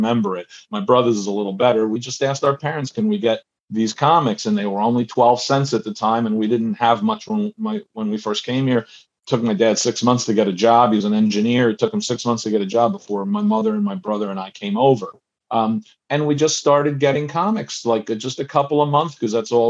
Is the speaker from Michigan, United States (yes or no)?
no; New Jersey, United States; born or raised there; also born or lived in Buenos Aires, Argentina / Queens, New York